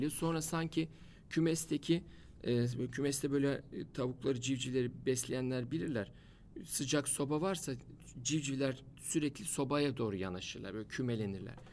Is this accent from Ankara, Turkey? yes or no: no; Edirne, Turkey; Gene tesadüfen ilk başladığımız il Edirne. Vallahi tesadüf bunlar. O da benim e, Edirneliyim ben. Edirne'den başladı ilk il olarak.